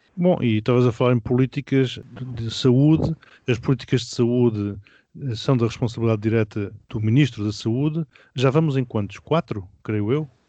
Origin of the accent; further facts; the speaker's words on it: Mozambique; now in Portugal; Moçambique, de onde eu sou natural